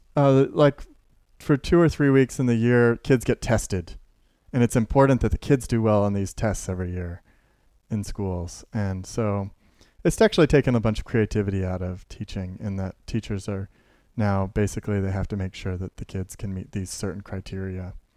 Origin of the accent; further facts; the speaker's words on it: Carbondale, Illinois, United States; I was born in Carbondale